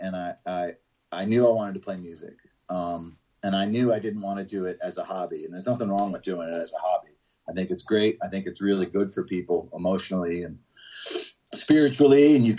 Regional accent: Georgia, United States; the fact that we're from Georgia, people think that we're like these hicks

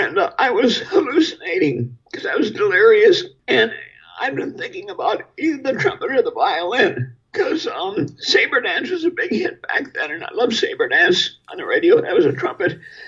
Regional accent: Milwaukee, Wisconsin, United States; born or raised there

